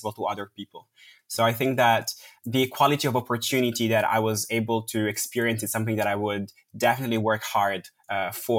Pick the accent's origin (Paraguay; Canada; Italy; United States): Italy; Milan, Lombardy; moved away as an adult; now in London, United Kingdom; I was born in Milan, yes. And I spent most of my life, just before going to grad school, I moved to London, but I spent most of my life in Milan.